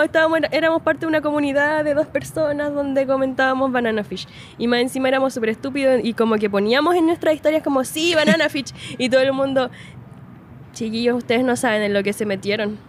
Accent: Linares, Maule, Chile; moved away as an adult; now in Santiago, Chile; yo soy de Linares, po. O sea, miren, yo nací en Santiago, en la comuna de Providencia. Y después me fui a vivir a Linares porque mi padre es de allá

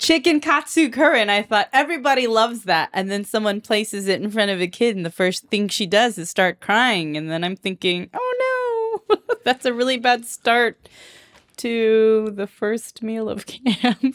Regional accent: Moreno Valley, California, United States; accent: Valley Girl; now in Honolulu, United States; I was born and raised there. Grew up

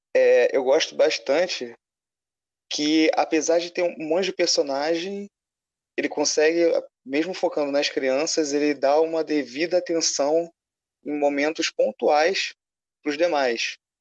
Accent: Rio de Janeiro, Brazil; Eu sou do Caxambi, que também é do Grande Meia.

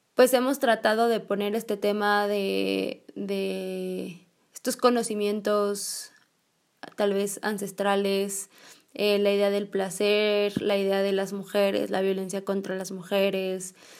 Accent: Mexico; en México, bueno, tenemos esta celebración del Día de Muertos

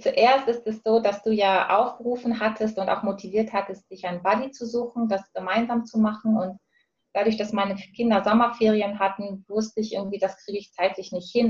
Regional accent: Hamburg, Germany; now in Switzerland; ursprünglich komme ich aus Hamburg und lebe aktuell in der Schweiz

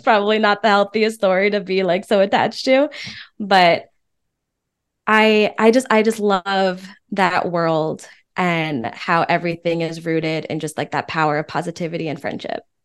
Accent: East Coast, United States; moved away as an adult; now in Austin, United States; I'm from the East Coast

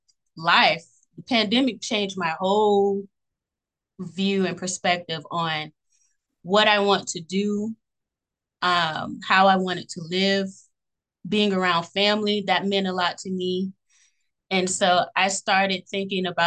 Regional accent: Fort Lauderdale, Florida, United States; I'm from Broward County, Florida, born and raised in Fort Lauderdale.

